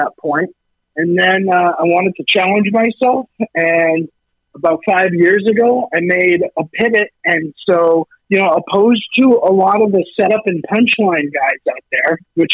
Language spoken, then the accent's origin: English; New Hampshire, United States; moved away as an adult; now in Los Angeles, United States; I'm originally from a colder climate like yourself. I'm from New Hampshire